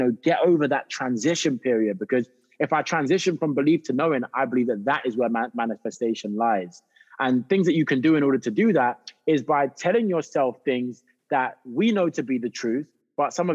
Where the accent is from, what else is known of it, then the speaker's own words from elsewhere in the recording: United Kingdom; moved away as an adult; also born or lived in South London; I'm just a Brit that is trying to step and try and get a foot into the acting industry in Hollywood